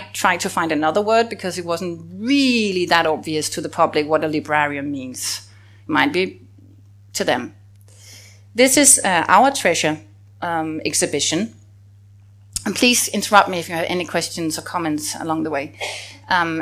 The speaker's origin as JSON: {"language": "English", "country": "Denmark", "said": "as a Dane"}